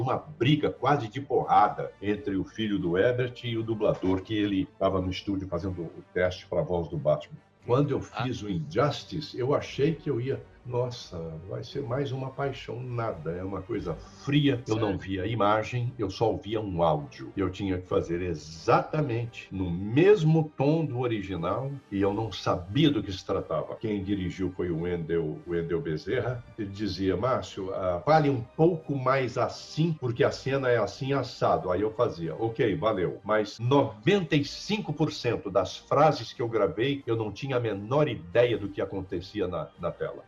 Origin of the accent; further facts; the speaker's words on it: Belo Horizonte, Minas Gerais, Brazil; moved away; mineiro, nascido, criado em Belo Horizonte